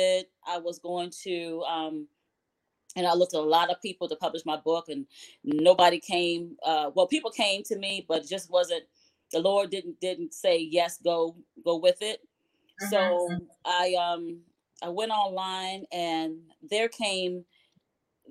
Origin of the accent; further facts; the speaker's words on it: Newport News, Virginia, United States; I am from Newport News, Virginia